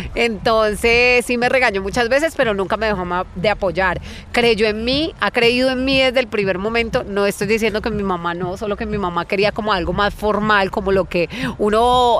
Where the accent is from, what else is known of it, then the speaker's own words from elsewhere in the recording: Florencia, Caquetá, Colombia; moved away; soy de Florencia, Caquetá. Eh, la mayor parte del tiempo viví en finca